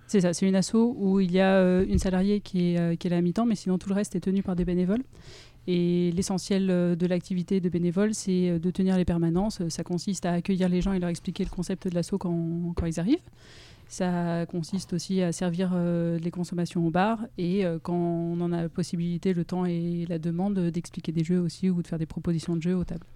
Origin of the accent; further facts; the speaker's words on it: Grenoble, Auvergne-Rhône-Alpes, France; moved away as an adult; now in Lyon, France; je suis grenobloise d'origine. Et euh, j'ai déménagé à Lyon pour, euh, pour faire mes études et j'y suis restée après.